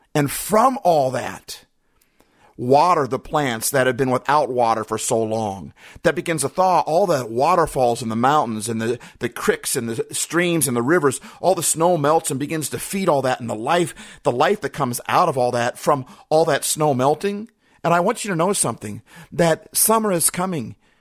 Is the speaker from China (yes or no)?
no; Midwest, United States; also born or lived in Minnesota / Iowa / Wisconsin; I grew up in the Midwest, Minnesota, Iowa, Wisconsin